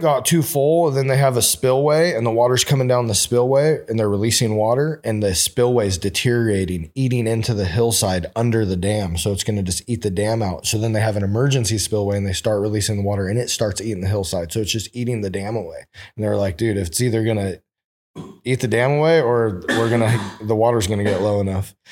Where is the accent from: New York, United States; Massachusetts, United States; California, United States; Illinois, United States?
California, United States; Oroville; now in Sacramento, United States; I grew up in Orville.